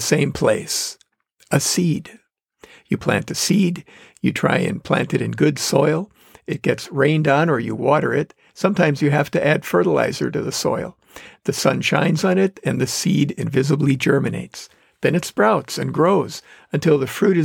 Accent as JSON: {"language": "English", "town": "Manitowoc", "region": "Wisconsin", "country": "United States", "tie": "born or raised there", "accent": "northerner", "said": "Manitowoc, Wisconsin, my hometown"}